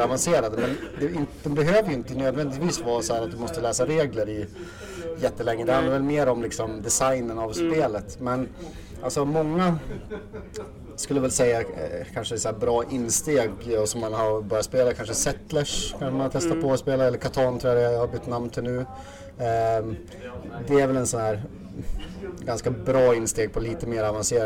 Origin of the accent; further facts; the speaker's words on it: Östersund, Jämtland, Sweden; also born or lived in Åre; född och uppvuxen här i Östersund